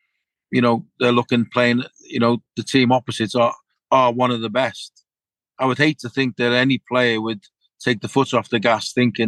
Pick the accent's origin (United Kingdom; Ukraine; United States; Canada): United Kingdom; England; being an Englishman